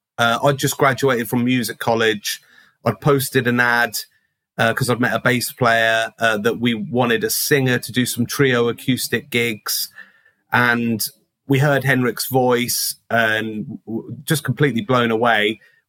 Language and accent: English; Ketchum, Idaho, United States; which unfortunately is no longer there in Ketchum, which was like a specialist kind of Fender shop in my hometown.